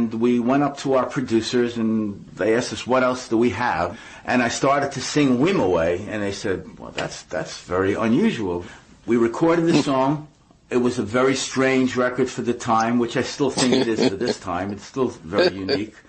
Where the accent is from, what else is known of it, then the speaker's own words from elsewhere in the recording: New York City, New York, United States; when I was about 15 years old, I lived in Brooklyn, New York, in a little town called Brighton Beach.